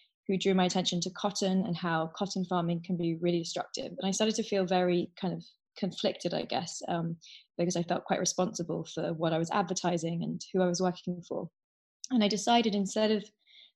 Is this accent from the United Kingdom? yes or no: yes; London, United Kingdom; I grew up in London, and I was 14 years old